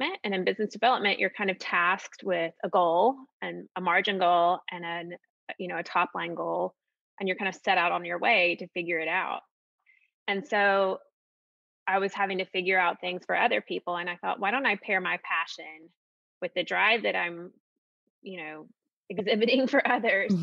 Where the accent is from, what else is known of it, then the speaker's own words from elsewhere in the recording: Austin, Texas, United States; I grew up partially in Austin